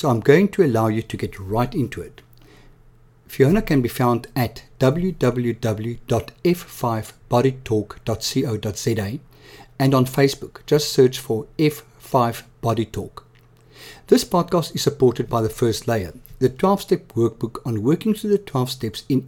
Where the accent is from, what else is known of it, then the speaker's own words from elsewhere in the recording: Johannesburg, Gauteng, South Africa; also born or lived in Cape Town, South Africa; now in Somerset West, South Africa; I come from Johannesburg originally and then lived in Cape Town